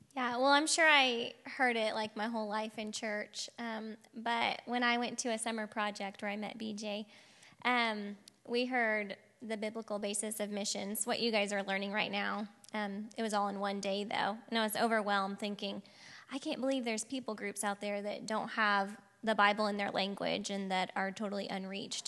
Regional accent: Piedmont, Oklahoma, United States; moved away; I grew up in Oklahoma, Piedmont, if anyone knows where that is, um, right outside of Oklahoma City.

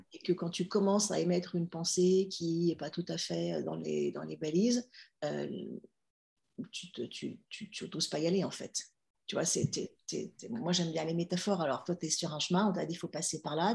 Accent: Villeurbanne, Auvergne-Rhône-Alpes, France; accent: Lyonnais; j'ai grandi en région lyonnaise, j'ai grandi à Villeurbanne

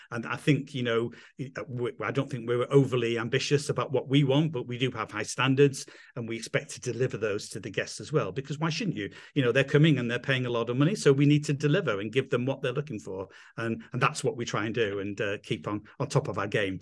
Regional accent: England, United Kingdom; accent: English; moved away as an adult; also born or lived in London; now in Italy; I'm English, as you can probably tell from my accent

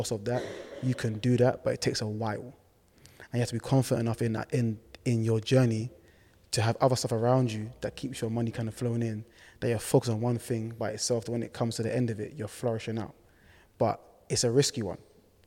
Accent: Ghana; now in United Kingdom; we love to dance, we're from Ghana

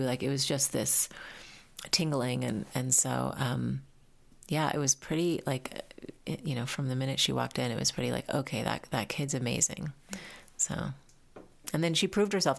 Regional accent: New Mexico, United States; I grew up in New Mexico, and I had a teepee in my backyard

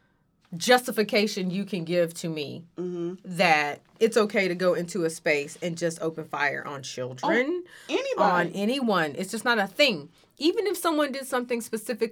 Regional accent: North Carolina, United States; I'm from North Carolina.

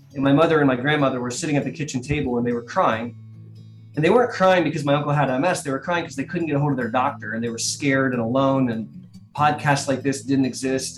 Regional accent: Columbus, Ohio, United States; I am a native of sunny Columbus, Ohio

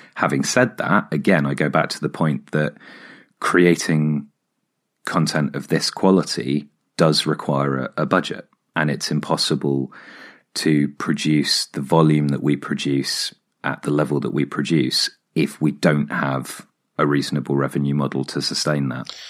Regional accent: Hampshire, South East England, United Kingdom; moved away; also born or lived in Oxford / London; I grew up in Hampshire and then lived in Oxford for seven years.

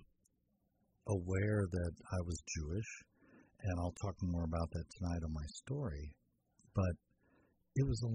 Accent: Arraiján, Panamá Oeste, Panama; moved away; Growing up, I grew up in Panama.

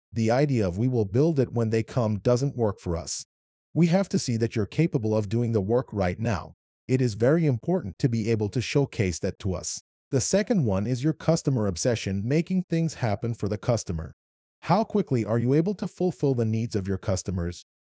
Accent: Kuwait; accent: Arabic; English is a second language; moved away as an adult; also born or lived in Iran / Wichita, Kansas; I'm from Iran, but moved to Kuwait when I was seven

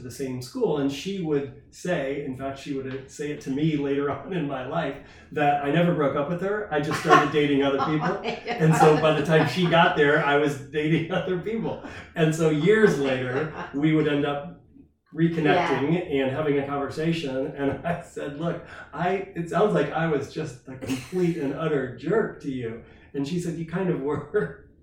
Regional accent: Indiana, United States; I'm from Indiana. Everybody's married by the time they're 24, kids when they're 26

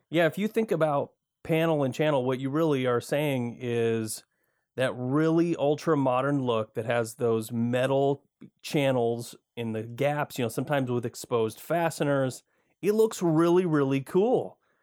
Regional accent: Michigan, United States; moved away as an adult; now in Oregon, United States; I grew up in Michigan

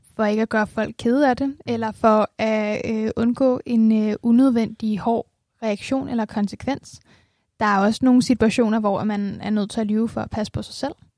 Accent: Denmark

